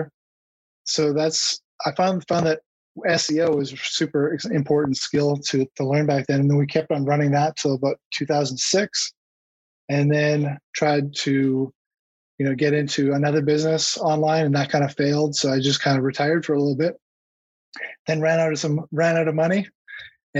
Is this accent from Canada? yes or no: yes; Canada; also born or lived in Newport Beach, California; now in Clearwater Beach, United States; Canada where I grew up